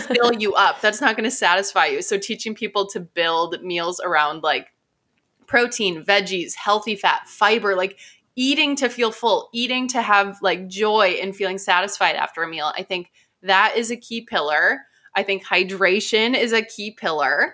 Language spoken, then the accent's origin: English; Midwest, United States; I'm from the Midwest.